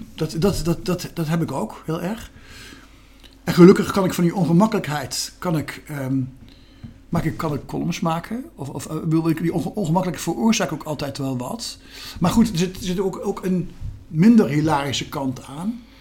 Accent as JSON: {"language": "Dutch", "region": "Gelderland", "country": "Netherlands", "tie": "born or raised there", "said": "een column voor de krant op mijn geboortestreek, de Gelderlander"}